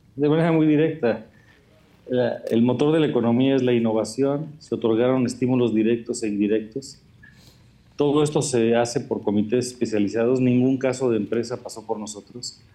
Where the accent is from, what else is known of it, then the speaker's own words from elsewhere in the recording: Mexico; todos somos mexicanos